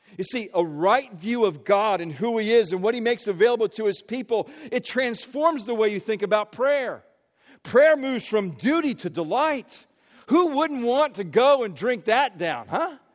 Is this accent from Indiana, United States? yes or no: yes; Marion, Indiana, United States; also born or lived in Peoria, Illinois / Philadelphia area; now in Philadelphia, United States; we moved to, to Central Indiana, grew up in Marion, Indiana